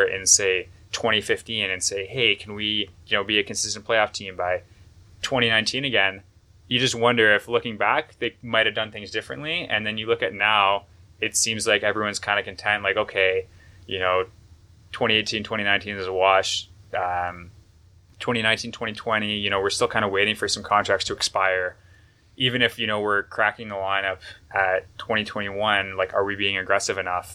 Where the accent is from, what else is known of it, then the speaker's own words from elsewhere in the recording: Toronto, Ontario, Canada; I grew up in Toronto